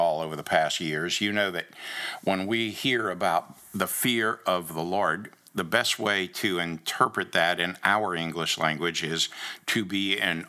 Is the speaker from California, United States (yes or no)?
no; Daytona Beach, Florida, United States; moved away; also born or lived in Rhode Island / Lubbock, Texas / Georgia; growing up in Daytona Beach and the ocean and the beauty of it